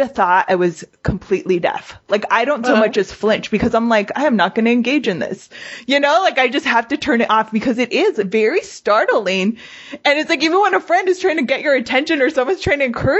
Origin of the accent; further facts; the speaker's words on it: Pico Rivera, California, United States; where I grew up in Pico